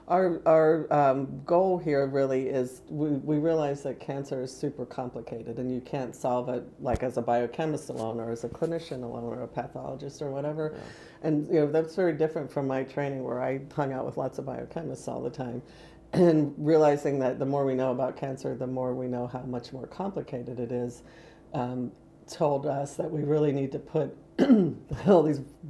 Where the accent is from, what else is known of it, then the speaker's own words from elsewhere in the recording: Spartanburg, South Carolina, United States; moved away as an adult; also born or lived in Pennsylvania / Illinois / Missouri; now in Indiana, United States; I was raised in South Carolina.